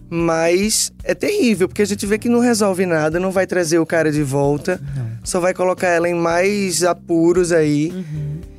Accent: Recife, Pernambuco, Brazil; eu sou de Recife e a vida inteira eu tive empregadas domésticas que trabalharam lá na minha casa

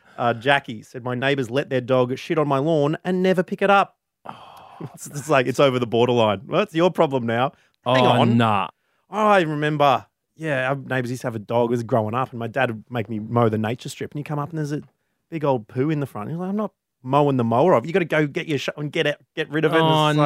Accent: Australia; We don't speak the same language. I'm from Australia. She's from Japan.

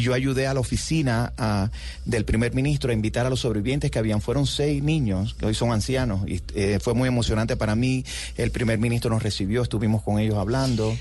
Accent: Cuba; moved away as an adult; also born or lived in New York; now in United States; yo crecí en los 60 y los 70, en los 70 y los 80 en Cuba

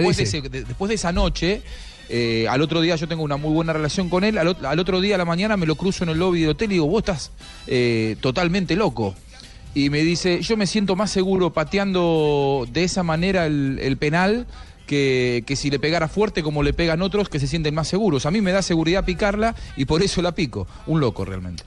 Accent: Argentina; nosotros no podemos relatar o comentar como argentinos

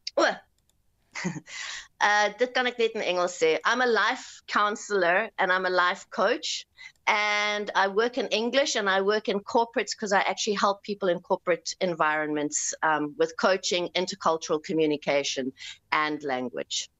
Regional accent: South Africa; now in Austria; As Suid-Afrikaner

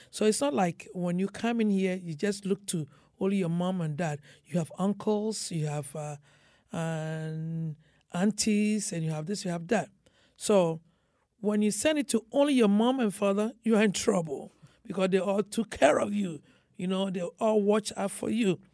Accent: Ghana; now in United States

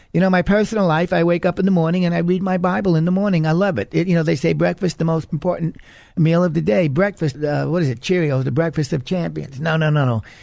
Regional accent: United States; But as I'm an American

